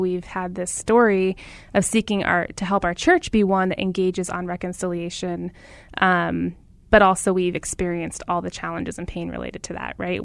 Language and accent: English; Phoenix, Arizona, United States; I grew up in Phoenix, very aware of our racial story.